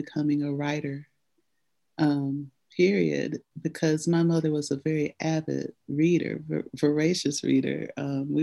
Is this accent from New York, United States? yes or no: no; Nashville, Tennessee, United States; I grew up in Nashville, Tennessee